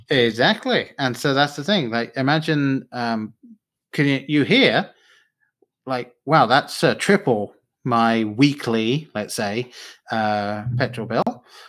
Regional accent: England, United Kingdom; now in United States; I grew up in England at the time the books were coming out

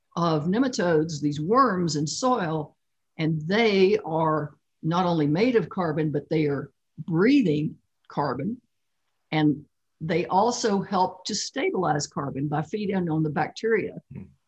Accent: Kentucky, United States; I grew up in Kentucky and there are lots of rivers there.

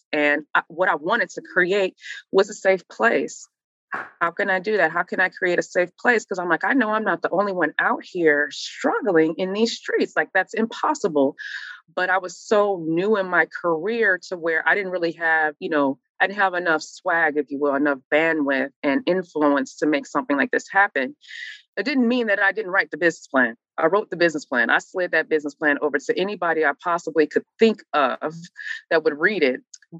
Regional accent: Midwest, United States; You know, I'm from the Midwest. So the racism in the South is a whole other ball game that I just had never experienced before.

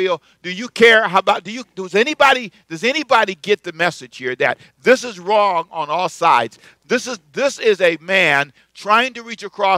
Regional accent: United States

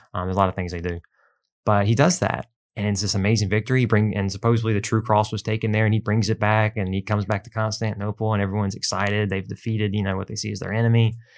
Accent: United States; as an American.

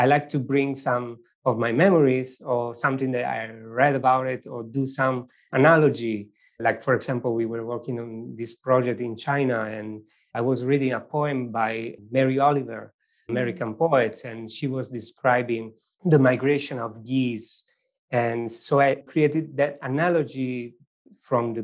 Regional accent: Venosa, Basilicata, Italy; English is a second language; moved away; I born in a very small village in southern Italy

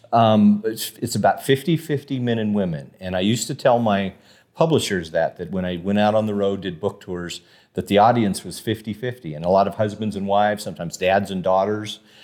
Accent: Casper, Wyoming, United States; also born or lived in Denver, Colorado / Saratoga, Wyoming; grew up in Casper on the east side of Casper

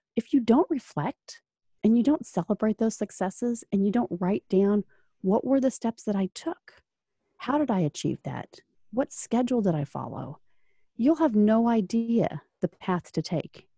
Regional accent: Orlando, Florida, United States; now in Indianapolis, United States; I was originally from Orlando, so, uh, you know, and a Florida native that moved to Indiana North

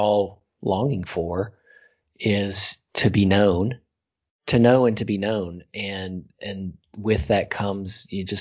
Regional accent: the South, United States; growing up in the South

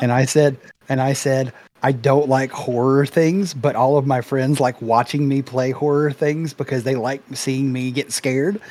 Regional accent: Memphis, Tennessee, United States; I'm from the Memphis area

